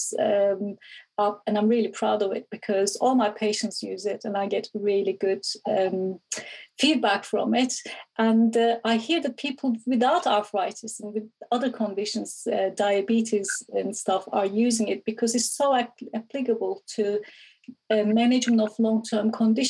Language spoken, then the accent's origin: English; Istanbul, Turkey; moved away; Originally, I'm from Istanbul, Turkey.